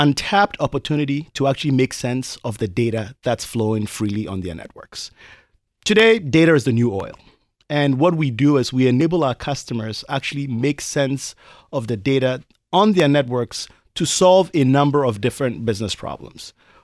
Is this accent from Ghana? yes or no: yes; Ghana; moved away as an adult; now in United States; So I grew up in Ghana, as you mentioned. I went to high school in Ghana, but moved to the United States for college.